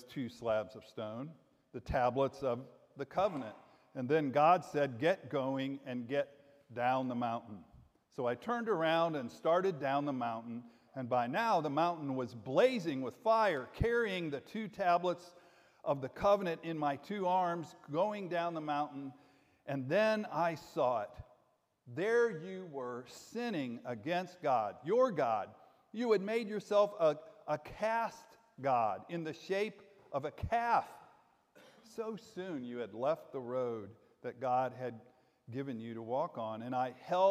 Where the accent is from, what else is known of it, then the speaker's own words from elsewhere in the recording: Jacksonville, Florida, United States; Growing up in Jacksonville